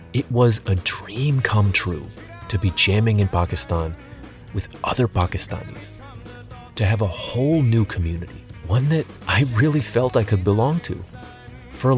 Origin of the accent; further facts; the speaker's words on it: United States; moved away as an adult; also born or lived in Boxborough; I was from America and fluent in English